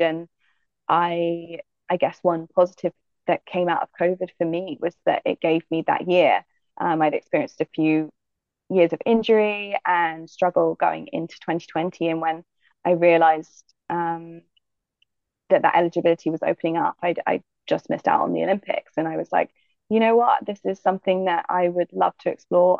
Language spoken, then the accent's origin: English; Manchester Parish, Jamaica; moved away; also born or lived in United States; I was, yeah, raised in Jamaica, in um, the hills, in Manchester which is where my family are from